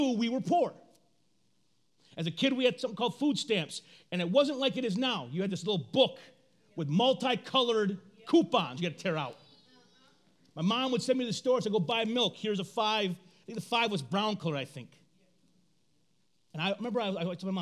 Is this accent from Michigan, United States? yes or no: yes; Flint, Michigan, United States; grew up on the east side of our city, my mama was alone